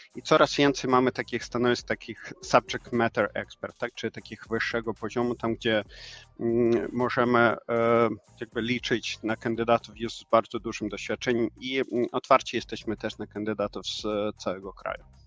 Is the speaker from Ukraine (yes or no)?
yes; Ukraine; Polish is a second language; moved away as an adult; also born or lived in Silesia; now in Łódź, Poland; ja właśnie pochodzę z Ukrainy. Ponad 5 lat szczęśliwie mieszkamy tutaj z rodziną w Polsce